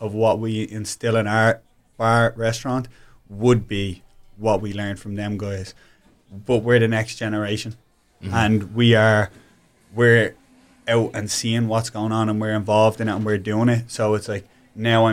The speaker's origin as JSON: {"language": "English", "country": "Ireland", "moved": "as an adult", "lives_now": "United States", "said": "we're Irish guys, we came out here"}